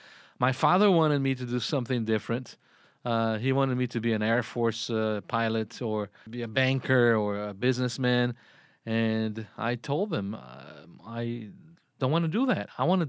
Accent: Brazil; English is a second language; moved away; I grew up in Brazil

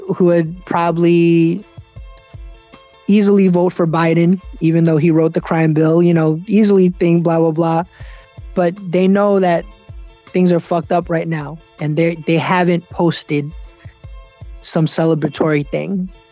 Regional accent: United States; born or raised there

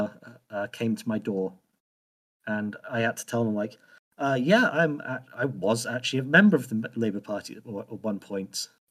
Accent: United Kingdom

